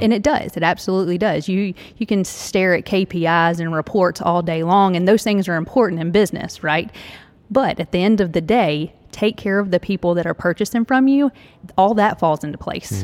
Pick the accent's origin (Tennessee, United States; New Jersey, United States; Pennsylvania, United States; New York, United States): Tennessee, United States; I'm from Tennessee, right here in Tennessee